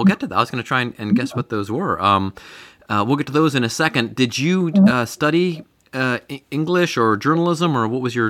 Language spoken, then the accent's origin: English; Cleveland, Ohio, United States; now in Cincinnati, United States; I'm not from the area. I'm from Cleveland.